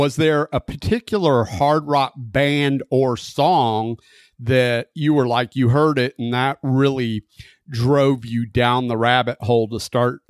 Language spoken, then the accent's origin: English; Florida, United States; where I grew up down in the Panhandle